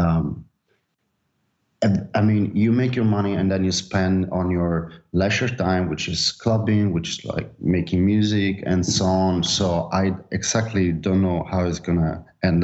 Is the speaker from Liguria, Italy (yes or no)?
no; Naples, Campania, Italy; now in Barcelona, Spain; I'm from Napoli